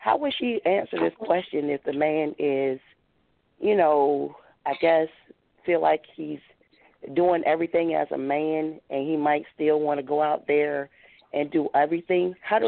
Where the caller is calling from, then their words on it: Baltimore, Maryland, United States; I'm calling from Baltimore.